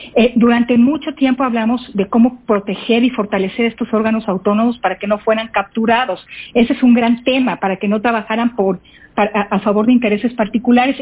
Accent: Mexico; como mexicanos debemos

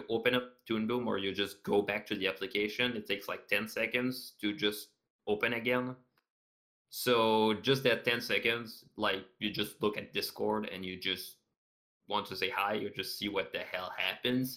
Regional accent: Canada; I'm Canadian

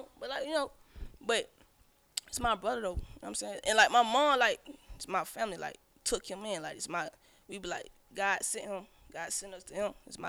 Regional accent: Decatur, Georgia, United States; But I am from Decatur. I'm from Pinella Road.

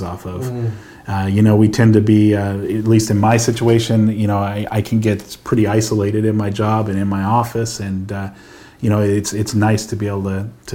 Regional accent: Antelope Valley, Lancaster, Palmdale area, California, United States; I grew up over in the Antelope Valley, Lancaster, Palmdale area

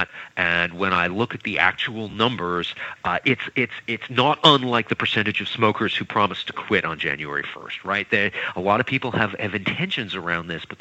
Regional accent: Canada; I'm not American. I'm Canadian

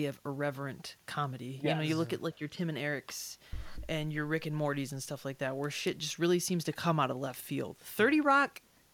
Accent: United States; I'm American

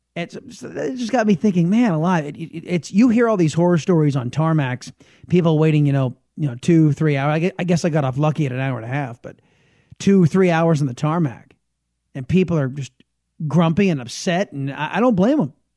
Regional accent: San Diego, California, United States; now in Texas, United States; I am originally a Californian and San Diego, Californian

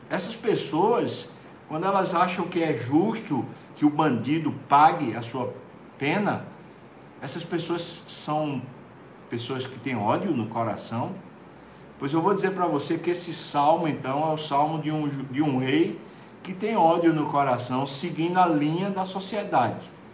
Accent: Brazil; como brasileiro

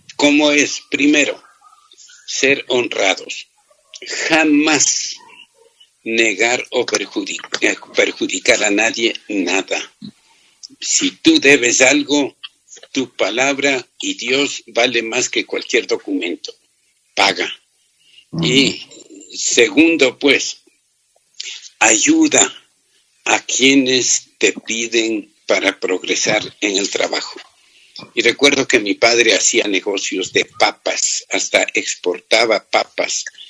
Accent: Toacaso, Cotopaxi, Ecuador; Yo nací en Toacaso, provincia de Cotopaxi

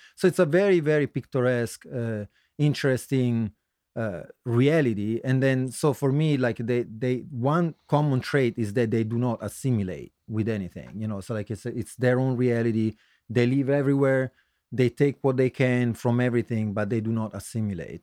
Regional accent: Turin, Piedmont, Italy; moved away as an adult; also born or lived in Florence, Tuscany / San Francisco / Newark, Delaware; now in Philadelphia, United States; originally I come from Italy. Um, I lived, uh, was born in the center in Tuscany, near Florence, but I lived in Torino in the northwest for most of my life. So, uh, I would say that's my hometown

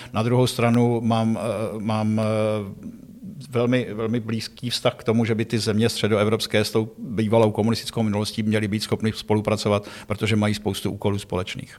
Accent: Pardubice, Pardubice Region, Czechia; also born or lived in Prague / Hradec Králové / Yugoslavia / Iraq; Takže já prostě už hradečákem zůstanu na do smrti, když jsem se narodil v Praze a vyrostl v Pardubicích

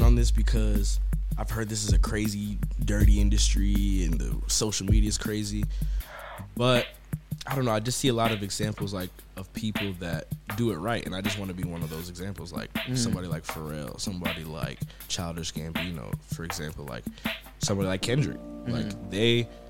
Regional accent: New York, United States; I was born in New York

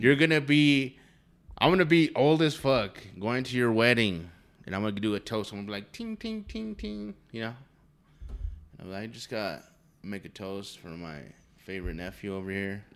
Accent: New Mexico, United States; Here in New Mexico, if you didn't know, we're from New Mexico.

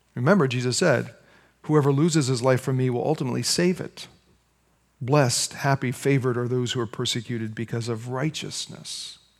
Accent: United States; as American Christians

